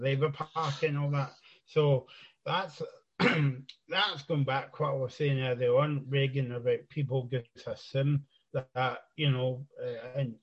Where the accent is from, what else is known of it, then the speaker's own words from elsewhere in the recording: East Renfrewshire, Scotland, United Kingdom; I'm from East Renfrewshire, just kind of like outside Glasgow